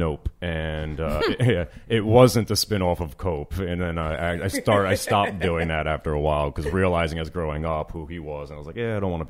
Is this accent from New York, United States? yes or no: yes; Yonkers, New York, United States; I'm just a painter from New York, originally Yonkers, New York.